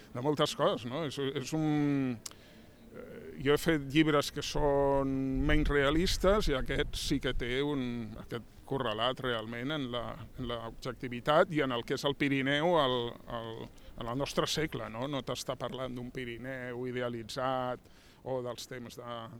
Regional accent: Catalonia, Spain; ens conforma com a, com a catalans.

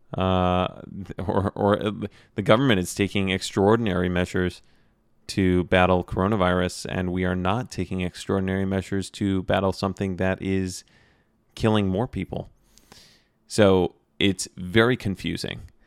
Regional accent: United States; me being an American

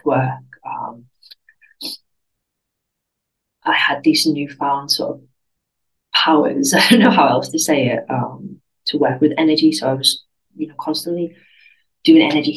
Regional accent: United Kingdom; moved away as an adult; now in Spain; I'm British, because I didn't feel British because I wasn't living in the UK

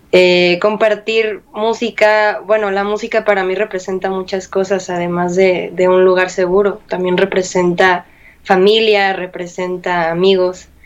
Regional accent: Mexico; vaya que disfruto utilizarlo con, con mucho orgullo de, de, sentir que soy mexicana, de, de, de, decir que soy mexicana.

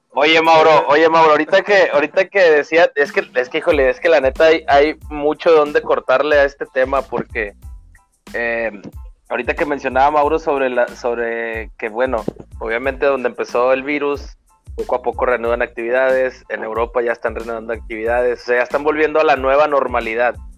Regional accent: Mexico; como mexicano

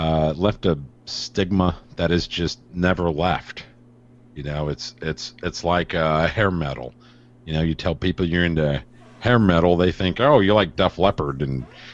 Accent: East Chicago, Indiana, United States; East Chicago, Indiana.

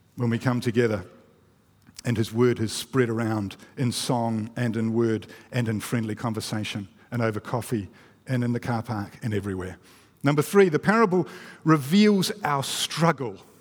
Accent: New Zealand; I'm a Kiwi

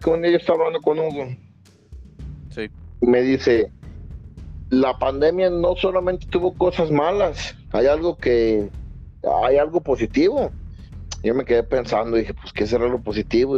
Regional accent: Mexico; yo soy de México

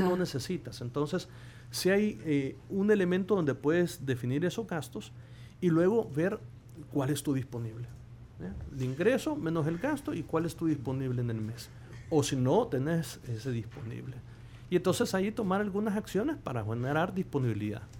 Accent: El Salvador; como salvadoreños

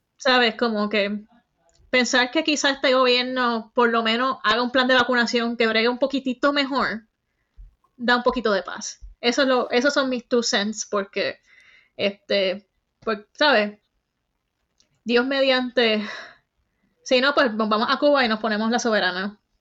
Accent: Bayamón, Puerto Rico; moved away as an adult; now in United States; Soy del pueblo de Bayamón

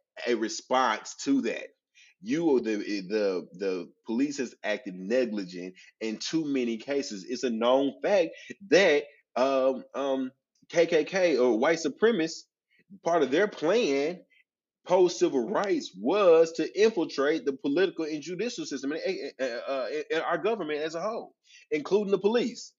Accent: North Little Rock, Arkansas, United States; my hometown, North Little Rock

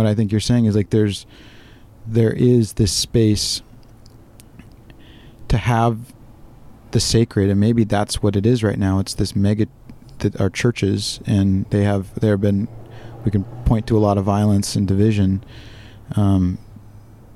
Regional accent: Orange County, Southern California, United States; moved away as an adult; now in Washington, United States; I grew up in Southern California. I live in rural Washington

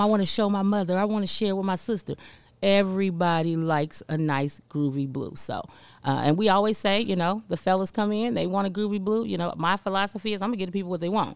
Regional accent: Cincinnati, Ohio, United States; moved away as an adult; now in Memphis, United States; I'm from Cincinnati

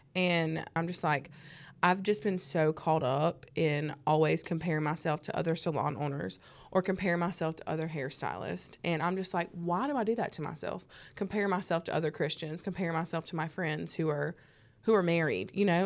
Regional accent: the South, United States; growing up in the South

